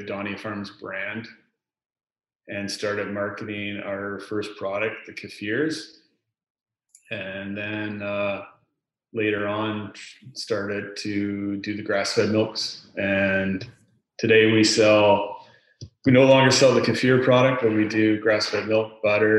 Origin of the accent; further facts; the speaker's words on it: Lower Mainland, British Columbia, Canada; I grew up in the Lower Mainland here